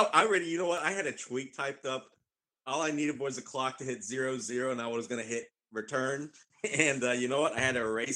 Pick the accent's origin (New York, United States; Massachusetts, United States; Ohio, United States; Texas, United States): Ohio, United States; Cincinnati; moved away; when I was a kid growing up in Cincinnati